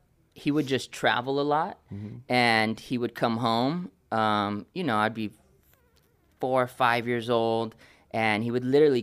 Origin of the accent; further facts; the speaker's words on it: California, United States; also born or lived in Oakland; I feel like I was raised all over California. I was born in Oakland in 82.